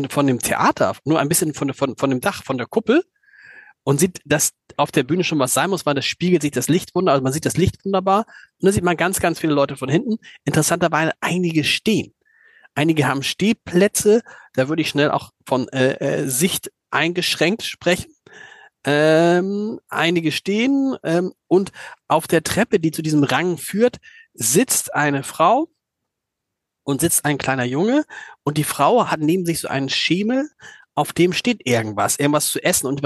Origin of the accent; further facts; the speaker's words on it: Hamburg, Germany; Also ich, man ist ja so als Hamburger Alexander, ich weiß gar nicht, wie dir das geht